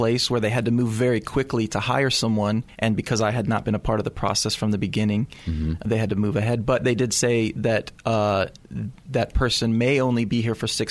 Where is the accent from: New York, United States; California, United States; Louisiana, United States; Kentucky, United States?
Kentucky, United States; Louisville; moved away as an adult; also born or lived in Missouri; now in San Anselmo, United States; I grew up in Louisville, Kentucky.